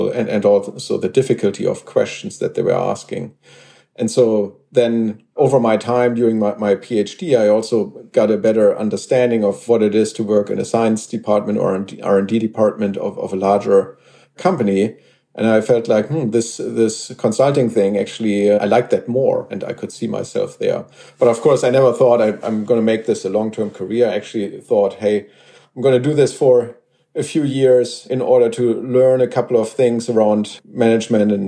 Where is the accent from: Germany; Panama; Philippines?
Germany; I grew up in Germany, and that's also where I went to school